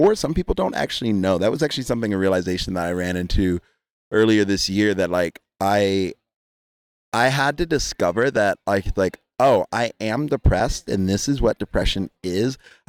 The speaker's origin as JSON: {"language": "English", "region": "East Coast", "country": "United States", "tie": "born or raised there", "also_born_or_lived": "Jamaica", "said": "For the record, I am Jamaican. I'm Caribbean. Growing up on the East Coast."}